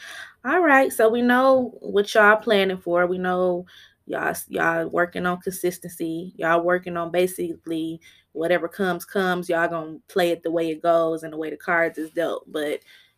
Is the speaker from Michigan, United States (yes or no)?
yes; Flint, Michigan, United States; I'm from Flint, Michigan. I grew up on the north side as well.